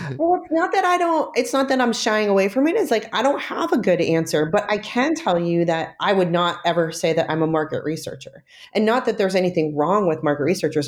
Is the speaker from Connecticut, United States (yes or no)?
no; New York, United States; now in San Francisco, United States; I grew up right outside of Manhattan